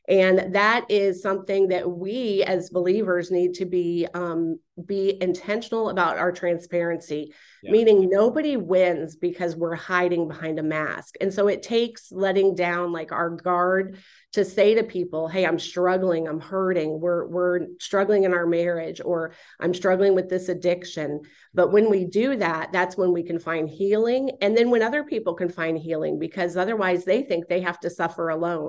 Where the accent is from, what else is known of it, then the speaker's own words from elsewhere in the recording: Florida, United States; But I'm a native Floridian, born and raised in South Florida.